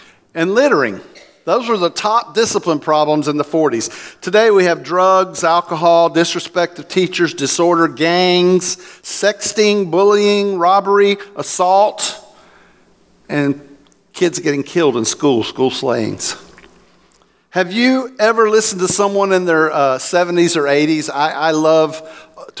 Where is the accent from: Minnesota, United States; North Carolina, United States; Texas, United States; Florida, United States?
Florida, United States; also born or lived in Oklahoma / Land O'Lakes, Florida; I'm from Florida